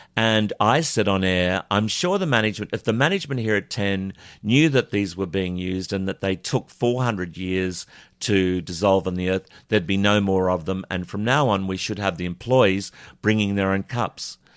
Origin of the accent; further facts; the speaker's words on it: Charleville, Queensland, Australia; I was born in Charlerville